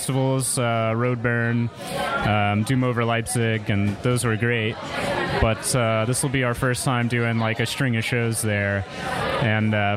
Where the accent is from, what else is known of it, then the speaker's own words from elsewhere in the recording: Texas, United States; Growing up in Texas